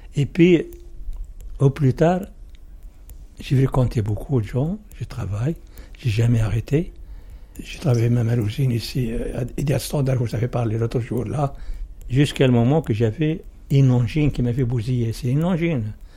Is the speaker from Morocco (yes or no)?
yes; Morocco; French is a second language; moved away as an adult; now in Sevran, France; Je suis venu avec 170 personnes, avec la police du Maroc